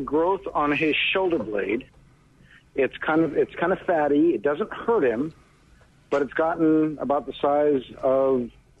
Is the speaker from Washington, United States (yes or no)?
yes; Seattle, Washington, United States; also born or lived in the South, United States; now in Lexington, United States; I grew up in Seattle area, and we don't have any poisonous snakes there.